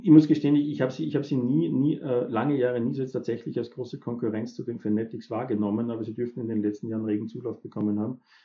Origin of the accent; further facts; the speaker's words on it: Upper Austria, Austria; ich bin ja Oberösterreicher